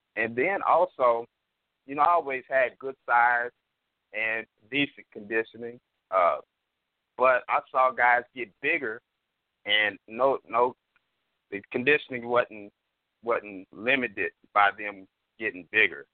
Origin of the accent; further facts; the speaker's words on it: Oklahoma City, Oklahoma, United States; I'm from Oklahoma City